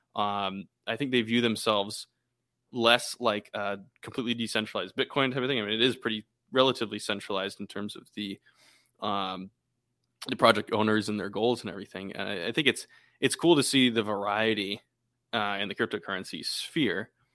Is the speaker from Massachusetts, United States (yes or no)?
yes; Boston, Massachusetts, United States; We're actually from Boston